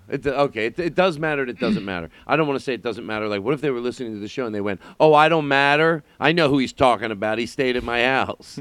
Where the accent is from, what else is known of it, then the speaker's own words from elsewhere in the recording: Philadelphia, Pennsylvania, United States; moved away; I'm from Philly